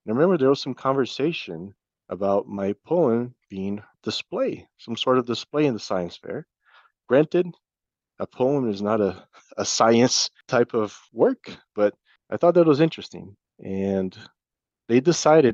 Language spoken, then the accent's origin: English; Brazil; now in Iowa, United States; At that time, I was still living in Brazil. I'm originally from Brazil, so my family was there.